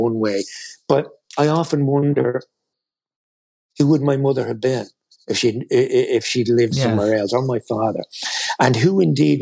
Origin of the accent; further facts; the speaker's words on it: Ireland; we as Irish people or as Catholics